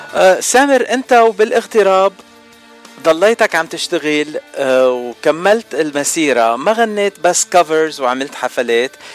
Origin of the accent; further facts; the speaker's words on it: Lebanon; انا لبناني